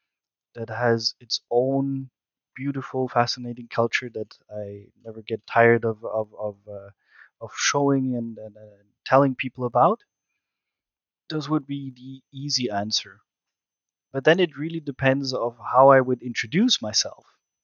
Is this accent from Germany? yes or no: yes; Bavaria, Germany; also born or lived in Martinique; I am Bavarian too